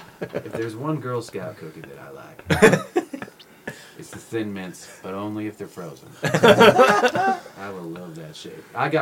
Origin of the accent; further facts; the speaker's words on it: Huntington Beach, California, United States; also born or lived in San Francisco; now in Long Beach, United States; So I was born and raised in Huntington.